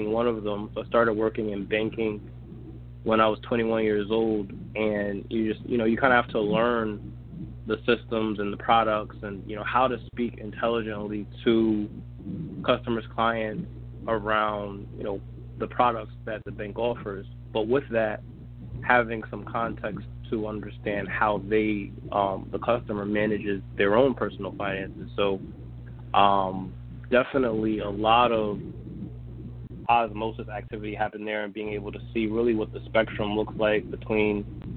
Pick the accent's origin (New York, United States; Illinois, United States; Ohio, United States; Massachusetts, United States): New York, United States; Mount Vernon; moved away as an adult; also born or lived in San Antonio, Texas; now in Hartford, United States; I grew up in Mount Vernon, New York